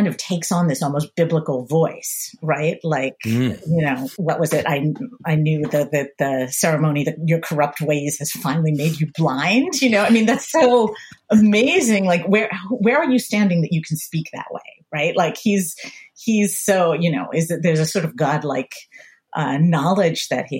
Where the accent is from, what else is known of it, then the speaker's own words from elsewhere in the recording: suburbs outside of Philadelphia, Pennsylvania, United States; I grew up in the suburbs outside of Philadelphia, very upper middle class suburbs.